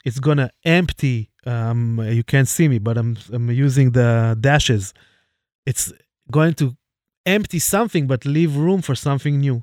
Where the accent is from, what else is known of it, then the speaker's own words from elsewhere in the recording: Jerusalem, Jerusalem District, Israel; my hometown, Jerusalem